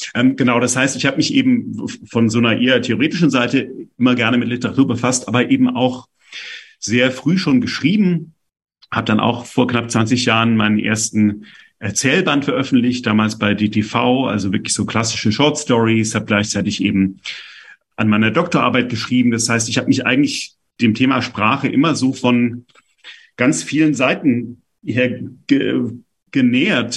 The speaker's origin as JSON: {"language": "German", "town": "Stuttgart", "region": "Baden-Württemberg", "country": "Germany", "tie": "born or raised there", "moved": "as an adult", "lives_now": "Berlin, Germany", "said": "bin eben in Stuttgart aufgewachsen, bin da in den Kindergarten gegangen, zur Grundschule, zum Gymnasium"}